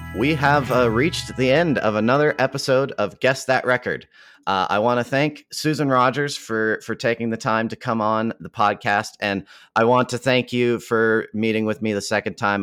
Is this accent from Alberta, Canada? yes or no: yes; Calgary, Alberta, Canada; fellow Calgarian Floyd Snead